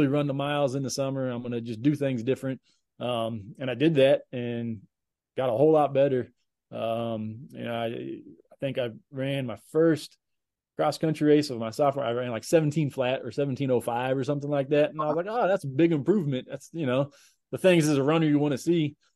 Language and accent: English; Woodbridge, Virginia, United States; moved away as an adult; also born or lived in Johnson City, Tennessee / Kansas; moved to Northern Virginia. So Woodbridge, just about 40 miles south of DC in the Woodbridge, Manassas area. So that's where I grew up, and I lived there until I went to college in Kansas